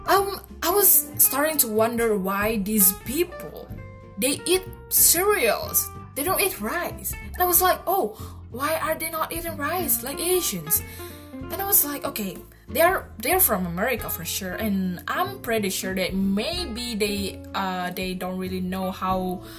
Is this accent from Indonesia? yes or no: yes; Indonesia; Okay, so basically, I'm from Indonesia and I live in Bali.